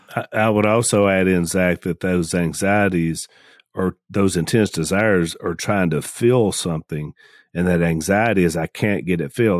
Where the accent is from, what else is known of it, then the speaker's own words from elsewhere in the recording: United States; I'm an American